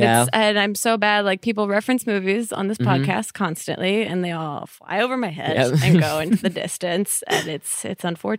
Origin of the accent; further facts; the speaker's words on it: New Jersey, United States; I'm also from New Jersey